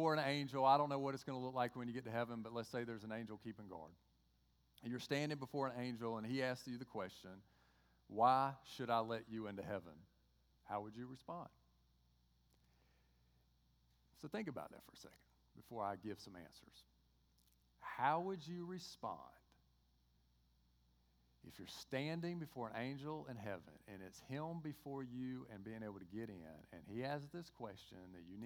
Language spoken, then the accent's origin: English; Georgia, United States; accent: Georgia; my Georgia accent